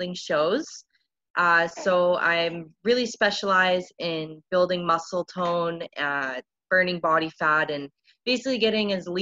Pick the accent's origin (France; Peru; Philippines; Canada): Canada; Niagara Falls, Ontario; moved away as an adult; now in Winnipeg, Canada; I'm originally from Niagara Falls, Ontario